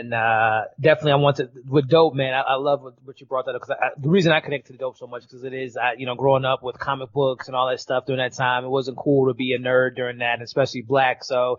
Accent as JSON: {"language": "English", "town": "Chicago", "region": "Illinois", "country": "United States", "tie": "born or raised there", "said": "So growing up in Chicago"}